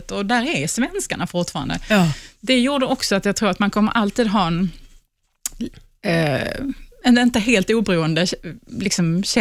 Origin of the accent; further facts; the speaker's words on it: Sweden; man förstår inte som svensk